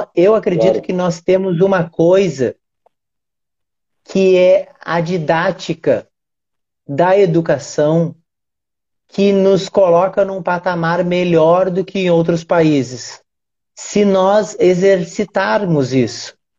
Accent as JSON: {"language": "Portuguese", "region": "Rio Grande do Sul", "country": "Brazil", "said": "eu sou gaúcho"}